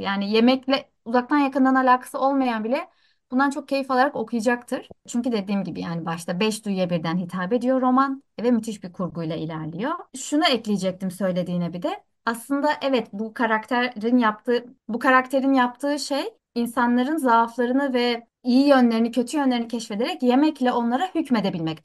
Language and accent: Turkish; Antakya, Hatay, Turkey; now in Istanbul, Turkey; E, ve ben orada doğdum büyüdüm.